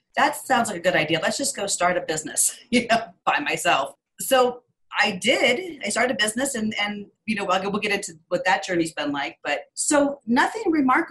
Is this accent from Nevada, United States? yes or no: no; Los Angeles, California, United States; I grew up in Los Angeles with a single mother.